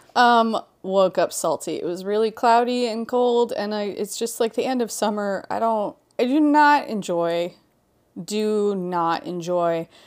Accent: Hawaii, United States; moved away; also born or lived in Halifax, Nova Scotia, Canada; growing up in Hawaii

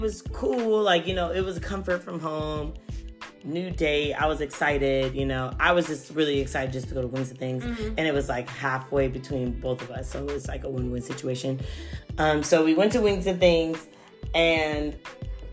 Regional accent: San Diego, California, United States; also born or lived in Pomona / Los Angeles County; now in Inland Empire, United States; I'm from San Diego

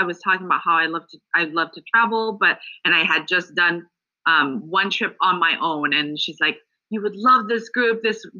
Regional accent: Alaska, United States; moved away as an adult; also born or lived in Hong Kong; now in California, United States; And actually, I was born in Hong Kong, raised in Alaska, and moved down to California for school and ended up staying here.

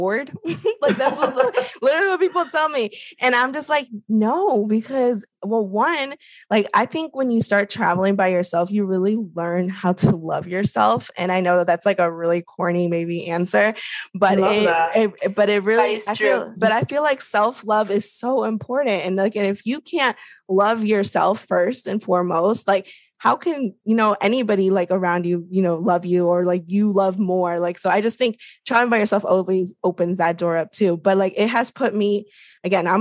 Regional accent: DC area, Northern Virginia, United States; I grew up in the Northern Virginia, DC area.

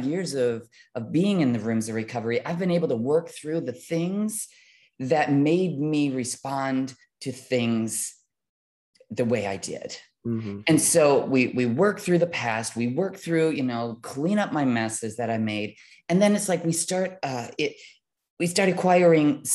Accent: Midwest, United States; growing up in the Midwest in a semi low income family

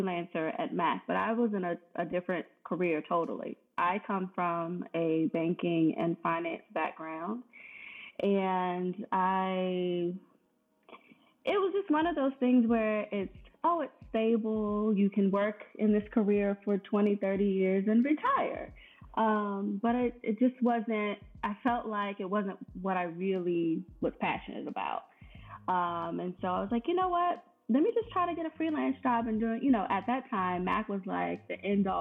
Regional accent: Richmond, Virginia, United States; moved away as an adult; also born or lived in Washington, D.C. area; I'm originally from Richmond and moved to the D.C. area.

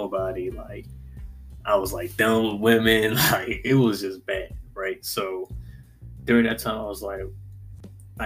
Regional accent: North Carolina, United States; also born or lived in Virginia; decided to move back to my home state, North Carolina

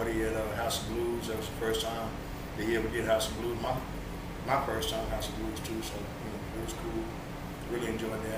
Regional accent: Hillsboro, Texas, United States; Hillsborough. Hillsborough, Texas. Born and raised Hilltop.

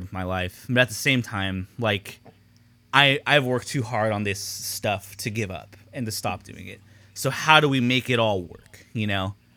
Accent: Long Beach, California, United States; growing up in Long Beach Unified

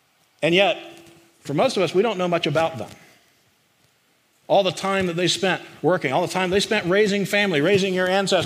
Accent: the Carolinas, United States; moved away; I grew up in the Carolinas

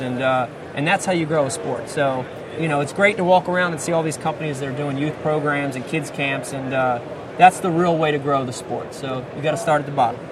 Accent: New Jersey, United States; growing up for me growing up in New Jersey

